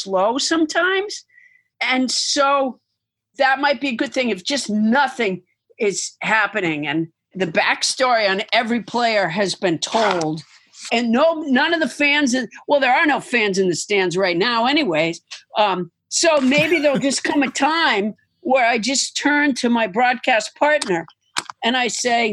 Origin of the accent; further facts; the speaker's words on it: Massachusetts, United States; I'm from Massachusetts, and so I used to watch the Red Sox